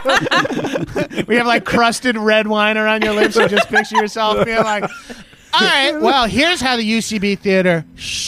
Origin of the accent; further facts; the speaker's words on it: Long Island, New York, United States; moved away; also born or lived in Brooklyn; I'm from Long Island